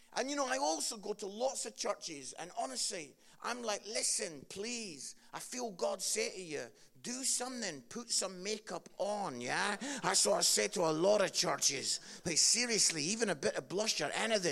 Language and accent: English; Edinburgh, Scotland, United Kingdom; I grew up in Edinburgh, Scotland